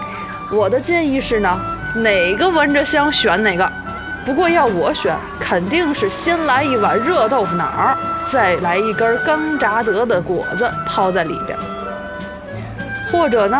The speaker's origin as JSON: {"language": "Chinese", "region": "Tianjin", "country": "China", "tie": "born or raised there", "said": "哈，土生土长三代祖传的天津人"}